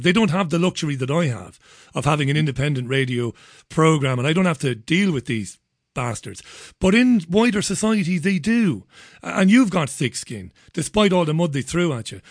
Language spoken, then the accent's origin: English; Ireland; moved away; growing up in Ireland